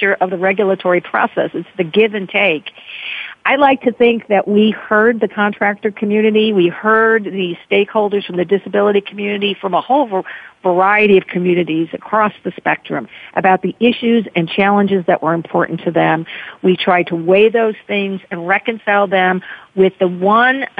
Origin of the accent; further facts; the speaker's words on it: Chicago, Illinois, United States; I grew up in Chicago in the 1960s